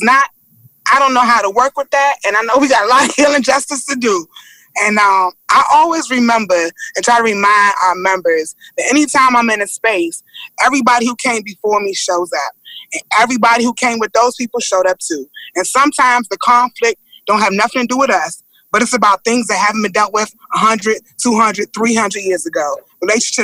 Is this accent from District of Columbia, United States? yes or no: yes; Washington, District of Columbia, United States; I'm born and raised in Washington, D.C.